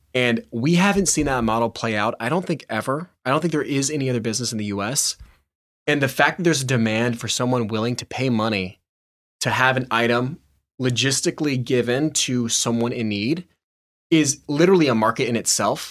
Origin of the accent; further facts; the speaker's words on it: Nashville, Tennessee, United States; driving around a pickup truck in my hometown